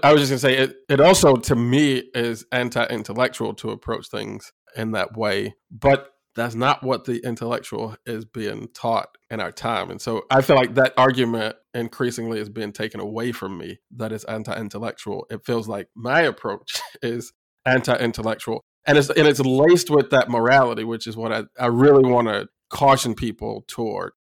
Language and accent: English; Illinois, United States; Illinois State University in my home state